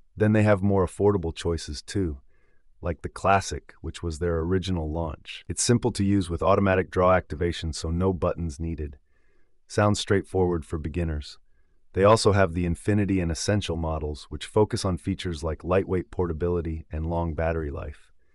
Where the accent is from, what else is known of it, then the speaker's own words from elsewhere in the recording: England, United Kingdom; now in United States; As an Englishman living here in the States